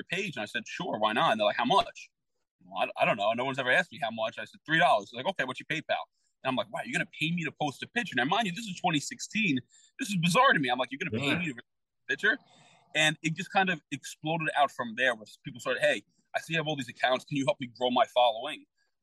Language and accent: English; New York City, New York, United States; I grew up in the Bronx.